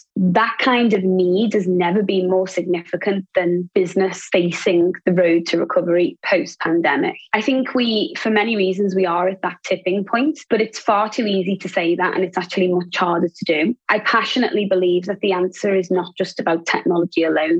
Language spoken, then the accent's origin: English; Liverpool, North West England, United Kingdom; also born or lived in Asia Pacific; now in Singapore; I was born in Liverpool.